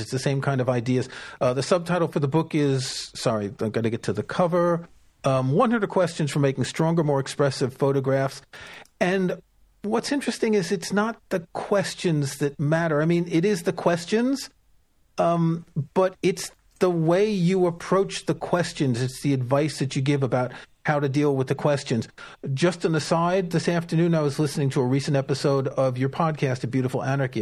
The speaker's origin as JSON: {"language": "English", "region": "New York", "country": "United States", "tie": "born or raised there", "said": "when I was growing up in New York, I knew a bunch of actors"}